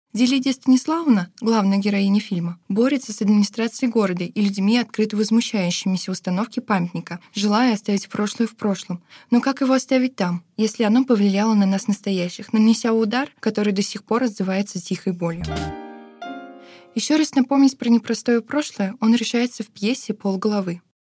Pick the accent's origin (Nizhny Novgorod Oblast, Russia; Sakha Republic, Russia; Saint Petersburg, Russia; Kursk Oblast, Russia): Nizhny Novgorod Oblast, Russia; Vyksa; в моем родном городе